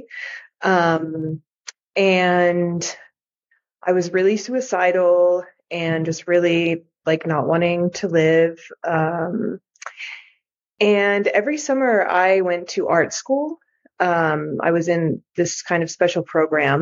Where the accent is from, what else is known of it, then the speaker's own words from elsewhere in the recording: United States; my parents are both from Greece, but I grew up in the United States